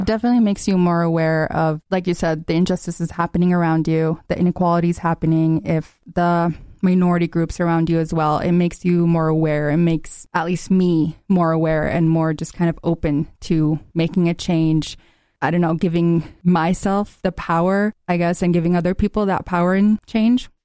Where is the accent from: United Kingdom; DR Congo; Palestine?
Palestine; Gaza, Gaza Strip; now in United States; growing up in Gaza